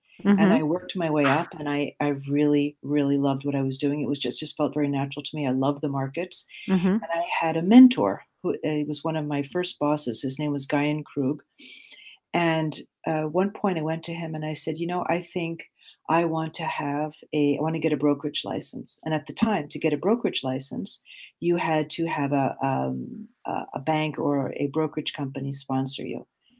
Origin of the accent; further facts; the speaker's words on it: New York, United States; born there; moved away; also born or lived in Belgium / Switzerland; So I was born in New York, and I moved after my parents' divorce to Europe, first to Belgium, and then many years in Switzerland, where I was educated.